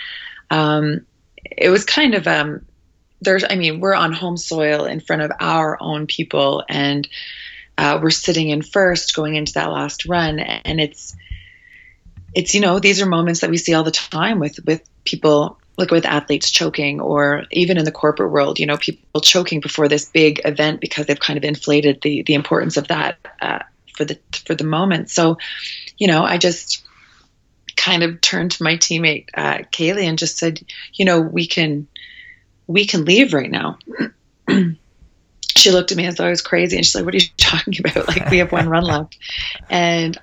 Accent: Prince Edward Island, Canada; I grew up in such a small place. I'm from Prince Edward Island, so the smallest province in Canada

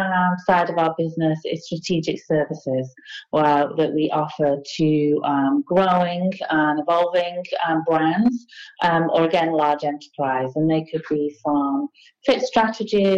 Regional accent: England, United Kingdom; now in Maine, United States; I'm English, and I moved to the States, gosh, 23 years ago

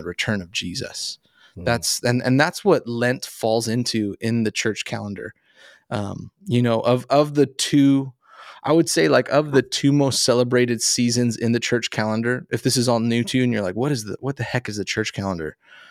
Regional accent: El Paso, Texas, United States; I grew up in El Paso, Texas.

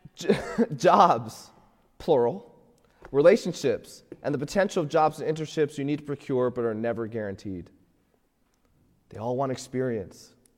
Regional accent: Florida, United States; moved away as an adult; now in Pittsburgh, United States; I'm, I'm from Florida

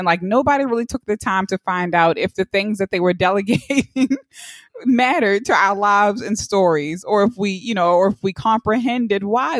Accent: Baltimore, Maryland, United States; we're from Baltimore City.

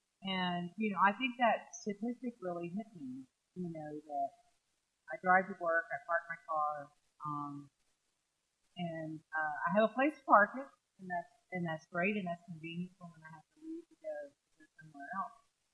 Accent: Southeast, United States; now in Oklahoma, United States; You know, we are not, I am from the Southeast. You know, where towns are built around if horse and buggy or walking or something.

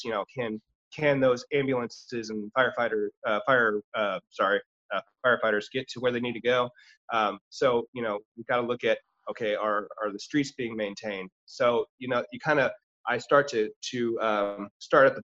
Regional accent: Lee's Summit, Missouri, United States; I grew up here in Lee Summit

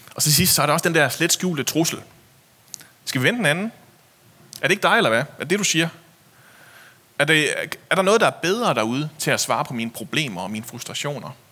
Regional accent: Denmark; vi er vokset op i Jylland

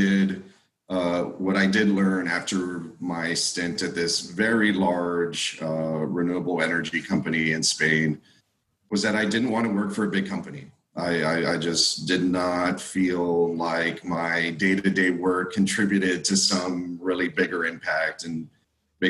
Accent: South Texas, United States; grew up in South Texas from a family who speaks both Spanish and English

